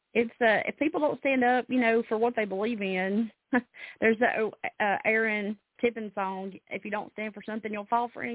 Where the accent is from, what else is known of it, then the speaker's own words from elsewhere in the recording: Alabama, United States; now in Tennessee, United States; I really feel lucky that I was born in Alabama and I live in Tennessee.